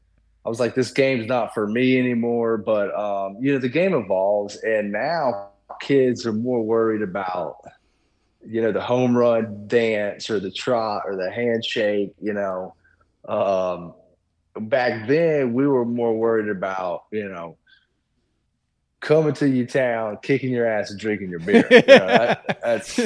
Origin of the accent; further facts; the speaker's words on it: Baton Rouge, Louisiana, United States; also born or lived in Florida; now in Mississippi, United States; I'm originally from Baton Rouge, Louisiana. Went to Florida, then decided to stay in Mississippi.